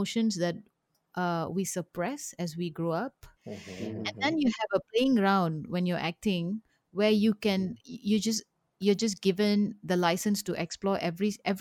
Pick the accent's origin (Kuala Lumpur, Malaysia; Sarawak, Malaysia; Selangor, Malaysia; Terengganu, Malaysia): Kuala Lumpur, Malaysia; Kepong; I grew up in Kapong.